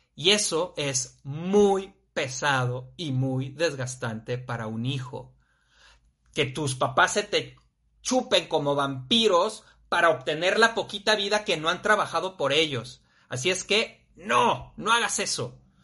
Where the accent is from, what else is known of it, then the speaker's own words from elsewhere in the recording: Torreón, Coahuila, Mexico; now in Guadalajara, Mexico; yo soy de allá, de Torreón